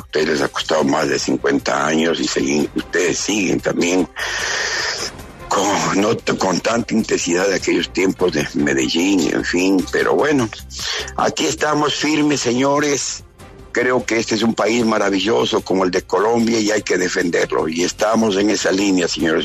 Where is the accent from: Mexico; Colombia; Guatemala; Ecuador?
Ecuador; somos todos los ecuatorianos